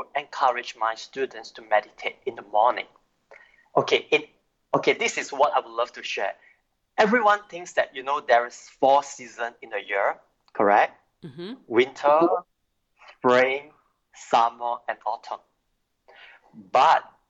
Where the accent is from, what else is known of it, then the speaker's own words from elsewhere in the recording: Singapore; I'm from Singapore